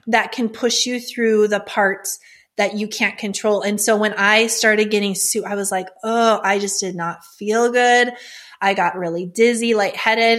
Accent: North Dakota, United States; I'm from North Dakota.

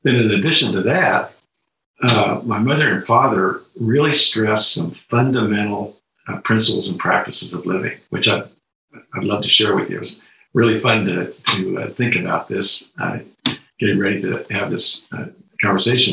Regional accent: Lawrence, Kansas, United States; I grew up in Lawrence, Kansas, where the University of Kansas was.

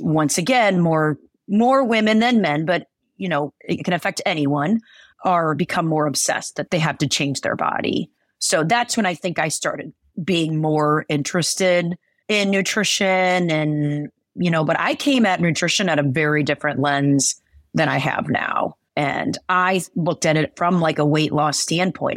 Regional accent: Midwest, United States; I'm from the Midwest

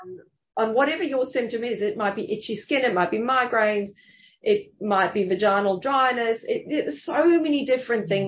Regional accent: South Africa; also born or lived in Germany (family); now in Sydney, Australia; I grew up in South Africa

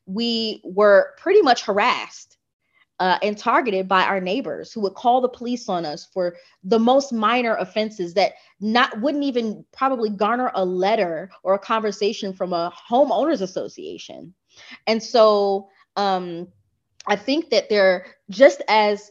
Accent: Michigan, United States; also born or lived in Atlanta, Georgia; now in Playa del Carmen, Mexico; I grew up in Michigan

